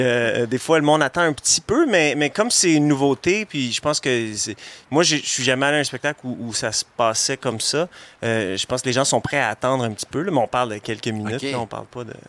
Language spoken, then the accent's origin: French; Montreal, Quebec, Canada; moved away as an adult; now in Laurentides, Canada; je, pense que je vais toujours être montréalais, peu importe où je, où je vis